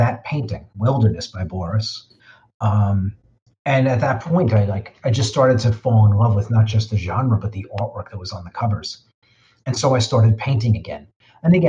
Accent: New York City, New York, United States; I grew up in the Bronx

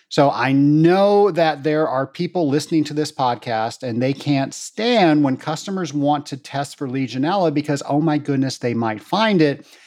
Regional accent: Atlanta, Georgia, United States; my hometown of Atlanta, Georgia

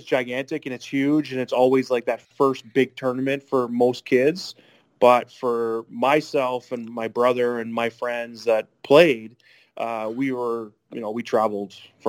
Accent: Sault Ste. Marie, Ontario, Canada; So growing up in Sault Ste. Marie, and we had an outdoor rink actually in our backyard

